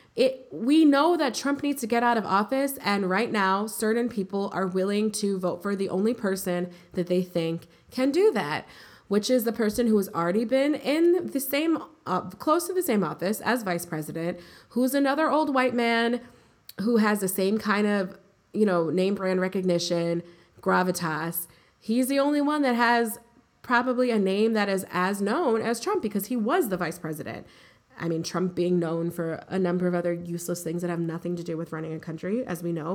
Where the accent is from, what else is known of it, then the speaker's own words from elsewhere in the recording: United States; We're American